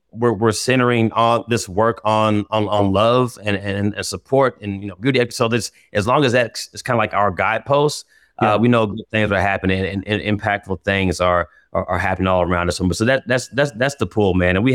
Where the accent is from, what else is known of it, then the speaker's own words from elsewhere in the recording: Indianapolis, Indiana, United States; Uh, growing up, as I mean, in Indianapolis, man